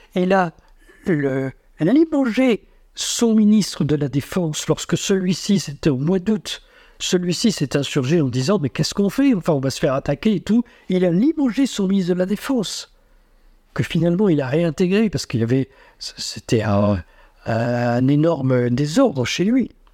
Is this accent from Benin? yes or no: no; France; nous, en tant que Français